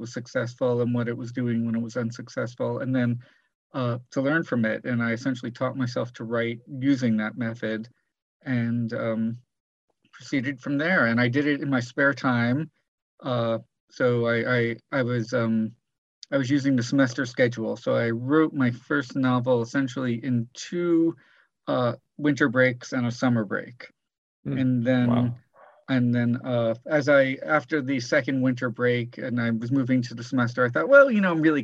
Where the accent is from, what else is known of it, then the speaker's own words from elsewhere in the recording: South Florida, United States; I grew up in South Florida